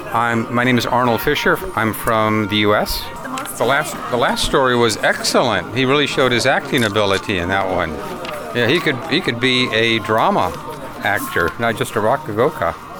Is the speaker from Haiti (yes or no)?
no; China; moved away; I'm from China